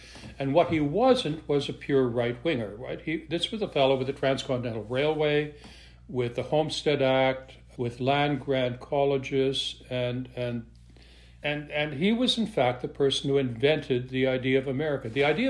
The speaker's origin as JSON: {"language": "English", "region": "Western Canada", "country": "Canada", "said": "I'm originally from Western Canada."}